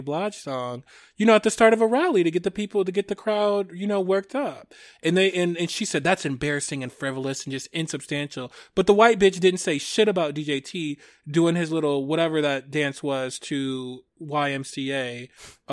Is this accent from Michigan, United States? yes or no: yes; Michigan, United States; Michigan, my home state